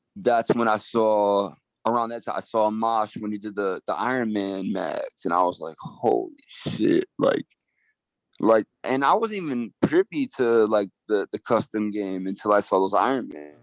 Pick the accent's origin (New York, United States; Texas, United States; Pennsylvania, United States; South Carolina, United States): New York, United States; Geneva; also born or lived in Utica, New York; I grew up in Geneva